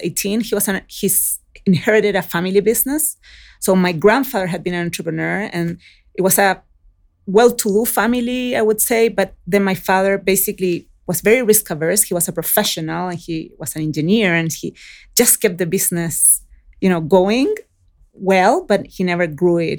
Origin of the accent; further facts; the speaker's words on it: Chile; moved away; also born or lived in Oakland, California; I was raised in Chile